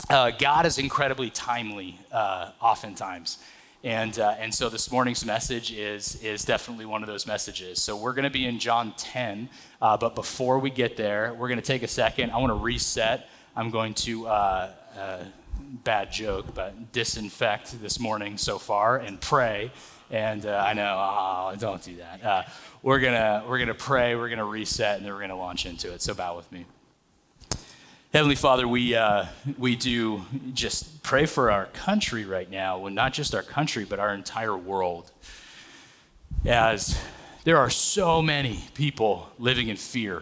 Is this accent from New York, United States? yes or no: no; Atwater, California, United States; So I grew up in a little farm town, Atwater, California, right up the 99